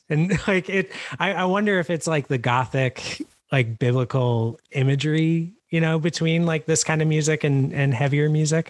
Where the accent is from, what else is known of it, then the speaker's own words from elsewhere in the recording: New York, United States; moved away as an adult; now in Philadelphia, United States; I, I guess I, have spent most of my life in New York. I live in Philly now